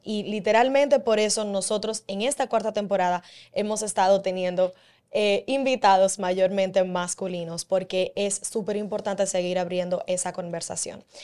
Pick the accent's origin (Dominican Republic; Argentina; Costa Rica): Dominican Republic; como dominicana